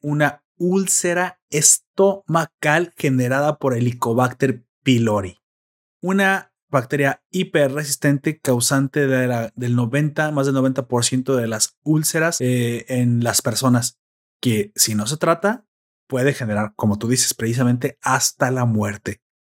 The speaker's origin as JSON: {"language": "Spanish", "country": "Mexico", "said": "somos mexicanos"}